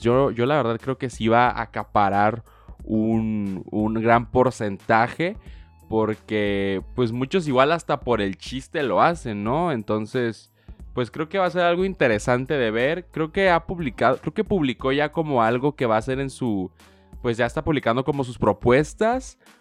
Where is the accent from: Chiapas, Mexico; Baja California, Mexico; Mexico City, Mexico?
Baja California, Mexico; Tijuana; yo soy mexicano 100%, nací aquí en Tijuana pero pues toda mi vida he tenido una visa para cruzar